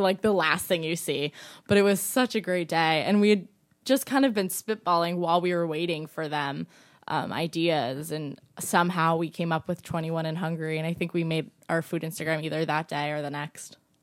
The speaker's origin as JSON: {"language": "English", "area": "Cape Cod", "region": "Massachusetts", "country": "United States", "also_born_or_lived": "Staten Island, New York", "moved": "yes", "said": "I come from Cape Cod"}